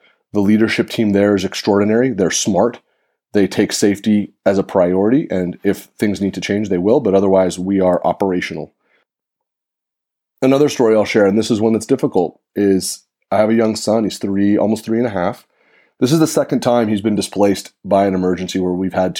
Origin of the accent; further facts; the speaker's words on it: Santa Rosa, California, United States; I live in Santa Rosa, California, which is in Sonoma County. It's my hometown